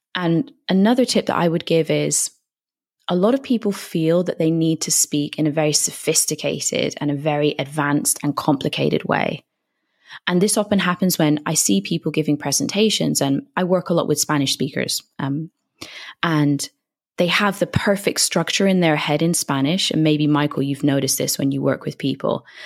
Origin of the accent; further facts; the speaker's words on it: United Kingdom; moved away as an adult; now in Madrid, Spain; I'm from the U K, as you may be able to tell from my accent.